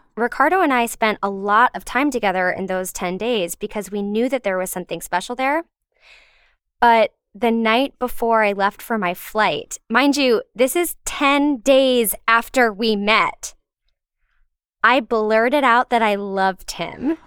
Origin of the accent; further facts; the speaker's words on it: Richmond, Virginia, United States; moved away as an adult; also born or lived in Philadelphia; now in New York, United States; I grew up in Richmond, Virginia